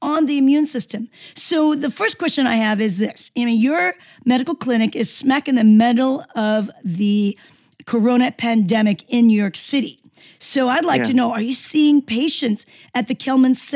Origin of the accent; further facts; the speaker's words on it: Seoul, South Korea; moved away; I come from a country, Seoul, and I'm from Korea, South Korea, and we eat a great deal of fermented foods